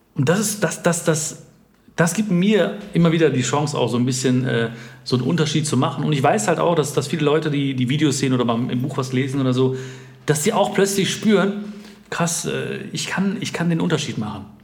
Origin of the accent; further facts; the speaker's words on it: India; Ich habe damals gesagt, ja, Indien. Ich bin dunkler, weil da, wo ich herkomme, da scheint mehr die Sonne